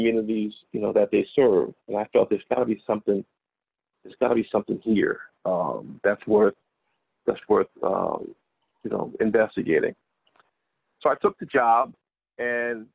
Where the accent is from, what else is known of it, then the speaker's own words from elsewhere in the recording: Newark, New Jersey, United States; I'm originally from New Jersey, born and raised, born in Newark, New Jersey.